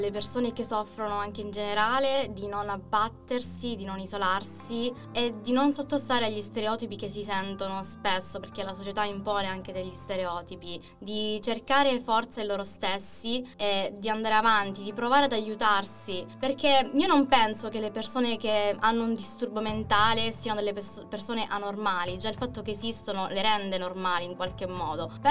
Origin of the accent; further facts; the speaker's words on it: Mirto Crosia, Calabria, Italy; moved away as an adult; now in Chieti, Italy; ho 21 anni, sono calabrese, vengo da un piccolo paesino in provincia di Cosenza